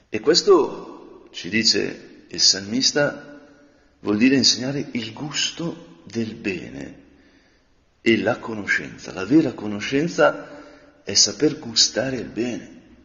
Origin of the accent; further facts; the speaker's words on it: Lombardy, Italy; nel mio paese quando le montagne sembrano vicine, quando le grigne e il resegone sembrano vicine